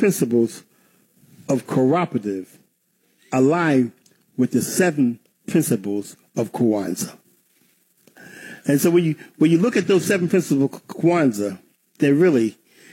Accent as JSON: {"language": "English", "town": "Baltimore", "region": "Maryland", "country": "United States", "tie": "born or raised there", "said": "I grew up in Baltimore"}